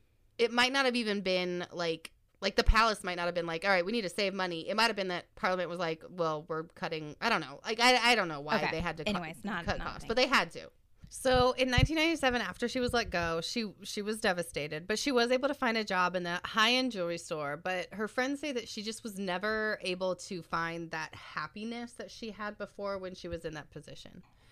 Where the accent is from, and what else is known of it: United States